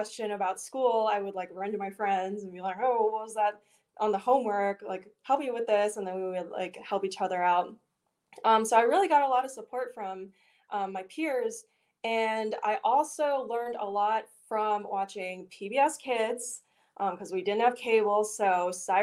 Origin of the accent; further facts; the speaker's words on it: Richmond, Virginia, United States; moved away as an adult; now in Pittsburgh, United States; I am born and raised in Richmond, Virginia